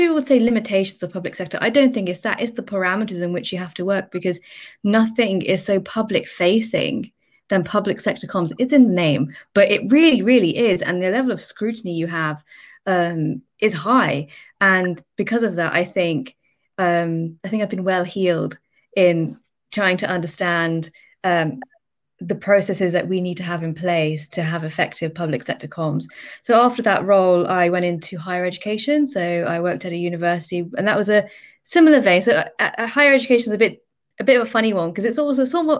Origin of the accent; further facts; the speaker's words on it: Birmingham, West Midlands, United Kingdom; also born or lived in London; I'm originally from the Midlands, so I came back to Birmingham